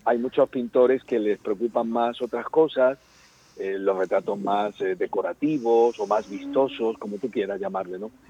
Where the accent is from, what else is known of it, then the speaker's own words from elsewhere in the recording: Málaga, Andalusia, Spain; moved away as an adult; also born or lived in Antequera; now in Madrid, Spain; hasta los seis años viví en Madrid, porque mi padre trabajaba en el aeropuerto de Barajas, entonces cuando mis padres se casaron, pues se trasladaron a, vivir a Madrid. Pero los primeros seis años en Madrid, pero luego nos volvimos a Málaga